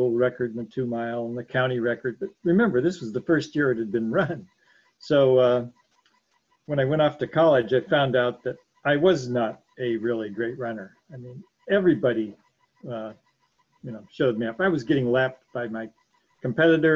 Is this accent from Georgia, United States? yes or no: no; Canton, Ohio, United States; I grew up in Canton, Ohio.